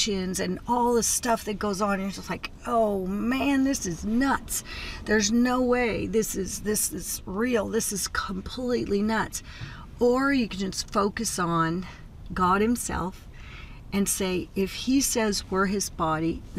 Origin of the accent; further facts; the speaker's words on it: United States; moved away as an adult; now in Mozambique; I'm from America.